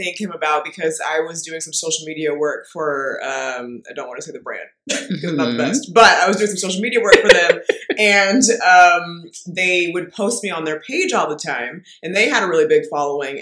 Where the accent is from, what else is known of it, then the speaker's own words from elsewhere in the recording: Bay Area, California, United States; I'm from the Bay Area